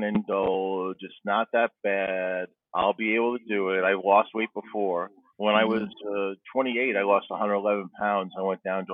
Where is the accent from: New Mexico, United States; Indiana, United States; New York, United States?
New York, United States; Levittown; moved away as an adult; now in Van Nuys, United States; I'm from Van Nuys, California, originally from Levittown, New York, Long Island